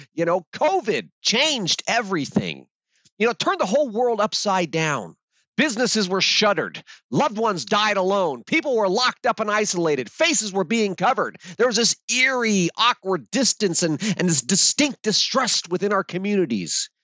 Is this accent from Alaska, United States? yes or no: yes; Alaska, United States; I grew up in Alaska in a plywood shack.